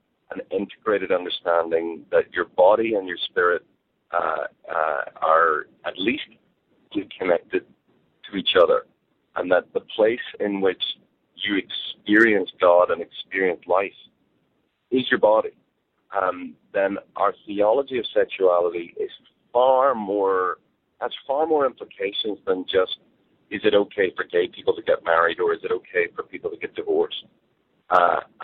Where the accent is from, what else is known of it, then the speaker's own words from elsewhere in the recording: Northern Ireland, United Kingdom; I grew up in Northern Ireland